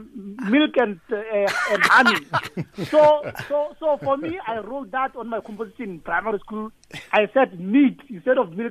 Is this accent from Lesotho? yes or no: yes; Lesotho; I grew up in Lesotho.